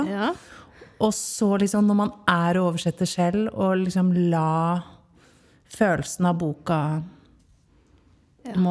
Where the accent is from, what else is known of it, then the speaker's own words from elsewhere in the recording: Oslo, Norway; now in Fredrikstad, Norway; Jeg er opprinnelig fra Oslo. Jeg har bodd i Fredrikstad i sju år.